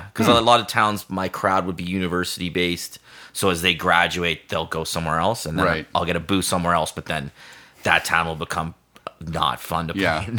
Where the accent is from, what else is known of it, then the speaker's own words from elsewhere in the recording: Hamilton, Ontario, Canada; also born or lived in North Bay / Peterborough; I grew up in Hamilton, okay. And then I went to school in North Bay